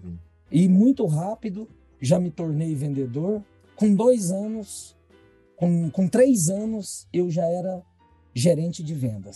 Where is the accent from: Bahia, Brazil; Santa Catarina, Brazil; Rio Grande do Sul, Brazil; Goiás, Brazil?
Goiás, Brazil; Jataí; eu sou nascido em Jataí